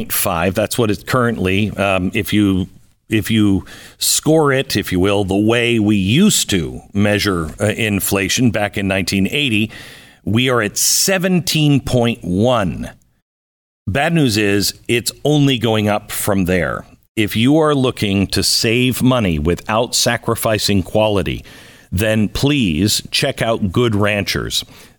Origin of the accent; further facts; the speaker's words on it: Pacific Northwest, United States; moved away; I grew up in the Pacific Northwest.